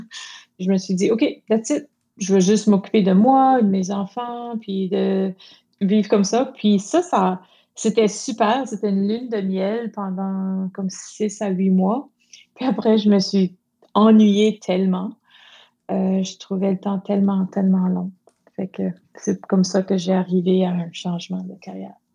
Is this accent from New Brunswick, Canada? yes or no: yes; Moncton, New Brunswick, Canada; Je suis une Acadienne de Moncton, au Nouveau-Brunswick.